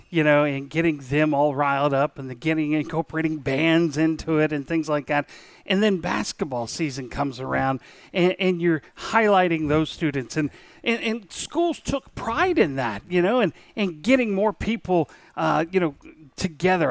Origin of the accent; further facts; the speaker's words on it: Falls Church, Virginia, United States; moved away; also born or lived in Eastern Shore; I grew up in Falls Church, Virginia.